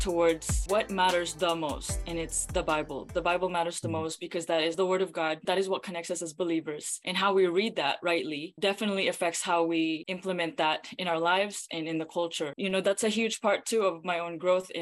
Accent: Philippines; moved away; I grew up in the Philippines

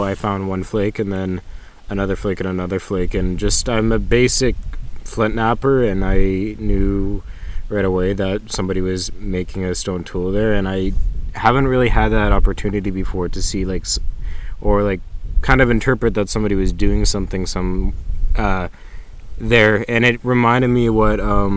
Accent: Saskatchewan, Canada; I grew up in Saskatchewan

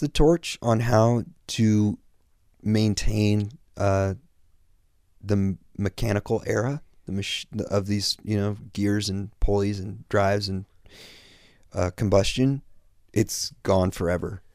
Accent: Kansas, United States; born or raised there; moved away as an adult; now in Los Angeles, United States

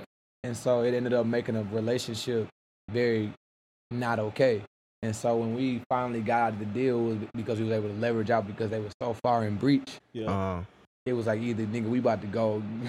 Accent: Houston, Texas, United States; And when I'm from Houston, Texas, bro

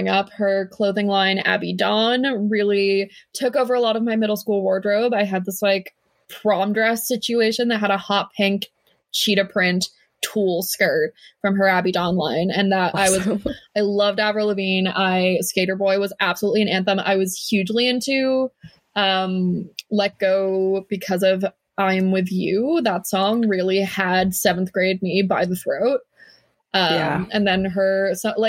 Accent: United States; I'm not Canadian. I'm American.

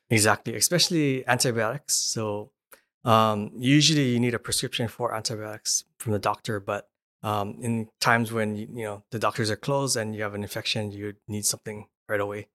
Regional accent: Hawaii, United States; moved away; I'm from Hawaii, and Hawaii is, is isolated

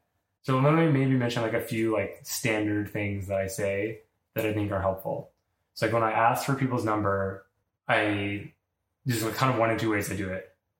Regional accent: New York, United States; Like, I'm a person, I'm from New York, like, I've been to the same restaurant as you

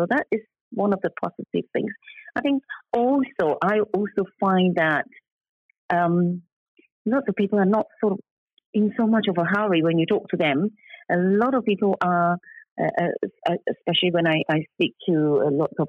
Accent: Singapore; now in United Kingdom; I come from Singapore

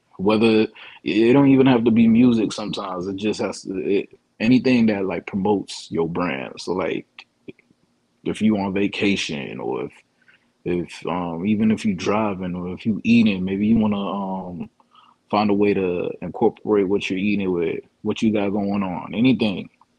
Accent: Fort Lauderdale, Florida, United States; also born or lived in New York; I'm originally from Broward County. Well, I'm originally born in New York, but raised out in Lauderdale, Broward County.

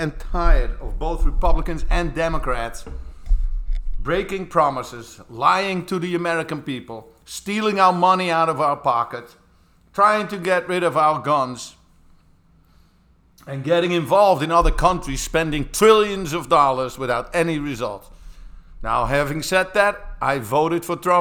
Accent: Netherlands; moved away as an adult; now in Connecticut, United States; I'm one myself from the great nation of the Netherlands

